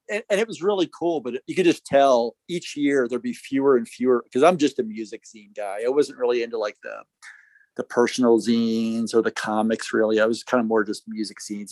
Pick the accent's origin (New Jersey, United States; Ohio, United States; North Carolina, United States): New Jersey, United States; Jersey Shore; moved away; I came up from from the Jersey Shore